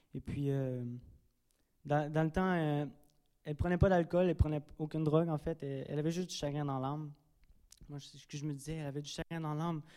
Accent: Drummondville, Quebec, Canada; moved away; je suis natif de Drummondville

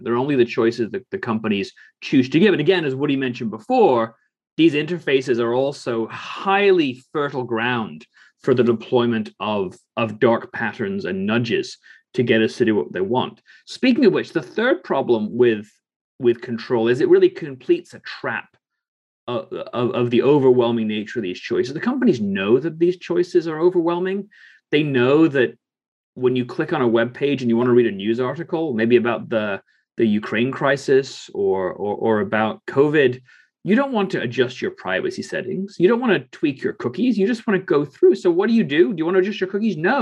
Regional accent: England, United Kingdom; I grew up in England

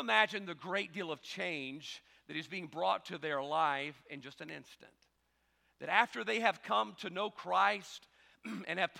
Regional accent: South Mississippi, United States; We're different in our own way here in South Mississippi as well

